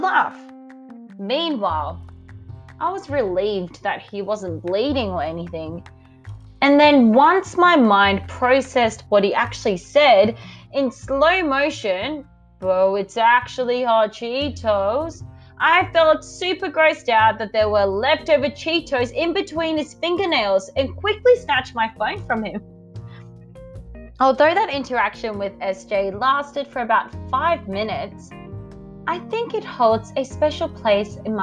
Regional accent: Australia; I'm from Australia

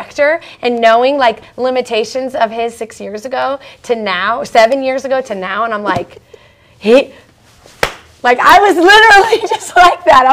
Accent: Seattle, Washington, United States; moved away as an adult; also born or lived in Vancouver, Washington; I lived and was born and raised in Seattle. Well, born in Vancouver, Washington, and then lived in Seattle

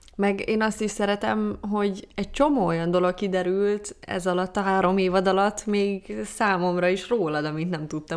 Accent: Pécs, Baranya, Hungary; moved away; amikor elköltöztem Pécsről

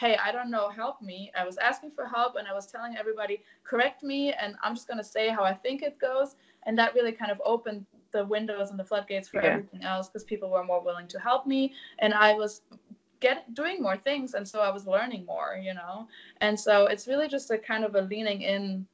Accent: Germany; born or raised there; English is a second language; moved away as an adult; now in United States

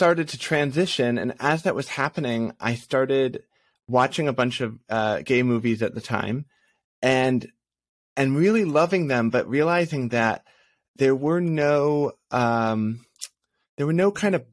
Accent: Massachusetts, United States; moved away as an adult; also born or lived in New York; now in Los Angeles, United States; I was born in New York, but we moved pretty quickly to Massachusetts, and I grew up most of my life there.

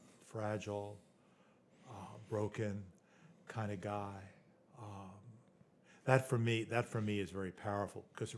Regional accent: the South, United States; growing up in the South, and how many times people have asked me, "Have you accepted Jesus, your Lord and Savior?"

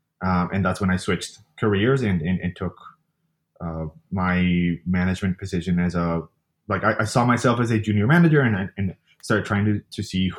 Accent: Colombia; now in New York City, United States; I live in New York City. I moved here from Colombia a while ago, about 10 years ago.

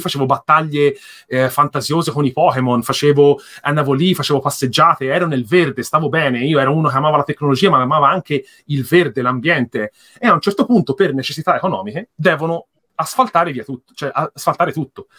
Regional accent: near the Mugello circuit, Tuscany, Italy; Io abito, ad esempio, in, ehm, qui vicino all'autodromo del Mugello

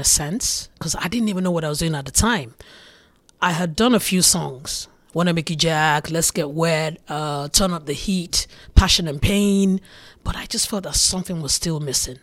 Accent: Lagos, Nigeria; also born or lived in Ijebu; I'm Niger, Lagos, babe. Or if I'm gonna go deeper from Ijebu

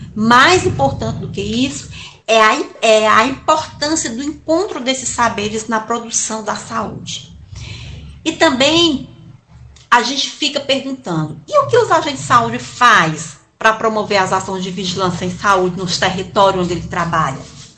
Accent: Sertão dos Inhamuns, Ceará, Brazil; sou sertaneja do sertão do Inhamuns

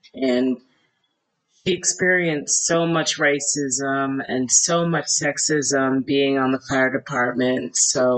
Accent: the South, United States; now in Cleveland, United States; I'm from the South

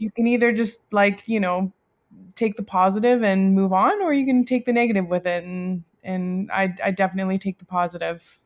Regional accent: Delta, British Columbia, Canada; I grew up in North Delta.

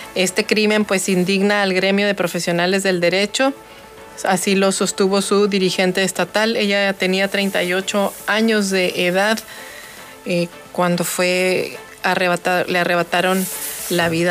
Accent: Mexico; nosotros como mexicanos

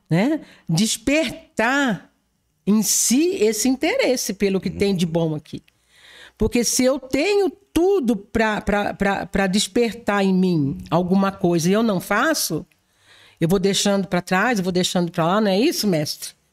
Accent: Jabuticabal, São Paulo, Brazil; now in Batatais, Brazil; Porque eu não sou de Batatais, mas eu sou de Jabuticabal

